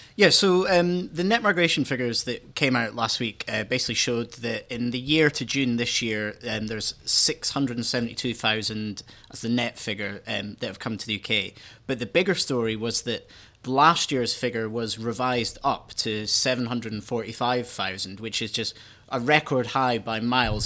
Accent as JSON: {"language": "English", "region": "Scotland", "country": "United Kingdom", "said": "I went to uni in Scotland, um, and because I'm Scottish"}